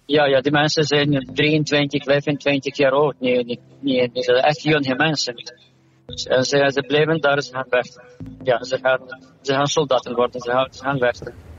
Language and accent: Dutch; Ukraine; Dutch is a second language; moved away as an adult; now in Belgium; Ik ben afkomstig van Oekraïne. Daar heb ik geneeskunde gedaan